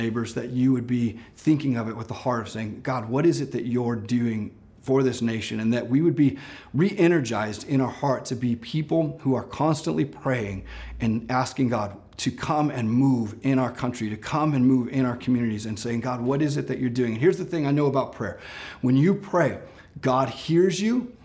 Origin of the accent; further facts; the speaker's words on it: Ashland, United States; I grew up in Ashland, and if you know, Ashland's famous for having the 4th of July parade.